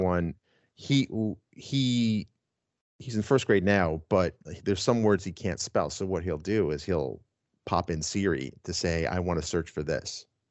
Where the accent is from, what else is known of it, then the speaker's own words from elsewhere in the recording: New York, United States; I grew up in New York. I was spoiled. We had five over the air channels